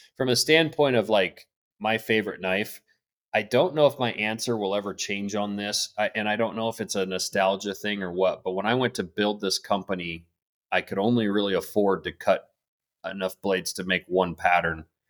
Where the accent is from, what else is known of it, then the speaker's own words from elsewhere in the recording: Blackfoot River Valley, Montana, United States; I grew up in the Black Foot River Valley, uh, fished on the Black Foot River